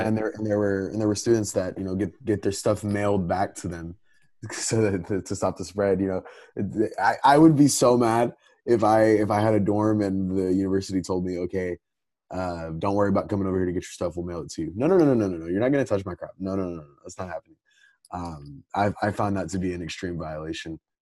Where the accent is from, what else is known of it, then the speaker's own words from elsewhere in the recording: Texas, United States; I'm a Texan